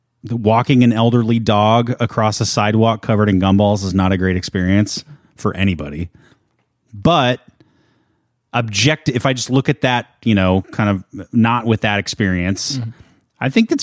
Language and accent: English; Pinehurst, North Carolina, United States; I grew up in the Sand Hills region of North Carolina.